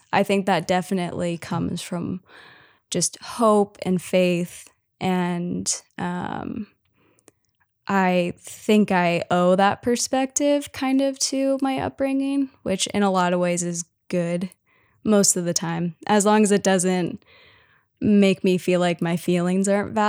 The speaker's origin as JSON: {"language": "English", "town": "Cincinnati", "region": "Ohio", "country": "United States", "tie": "born or raised there", "moved": "as an adult", "lives_now": "Memphis, United States", "said": "yeah, so I grew up in Cincinnati, lived in like different suburbs of Cincinnati kind of my whole life. So yeah, and then I eventually moved to Memphis, Tennessee to go to school for songwriting."}